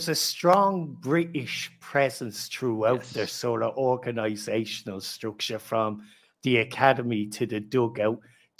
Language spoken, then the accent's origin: English; Ireland; I need an excuse to go there if there's free drink on offer being an Irishman.